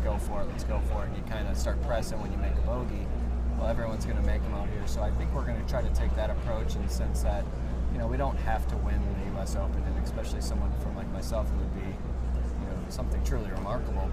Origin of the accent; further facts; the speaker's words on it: Midwest, United States; now in Orlando, United States; I'm from the Midwest